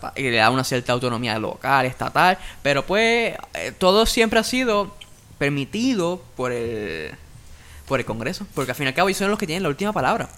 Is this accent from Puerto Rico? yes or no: yes; Puerto Rico; esta indignación que tenemos los puertorriqueños